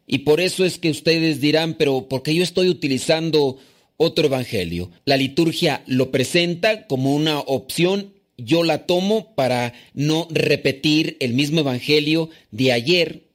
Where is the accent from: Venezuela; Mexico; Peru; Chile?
Mexico; now in New York, United States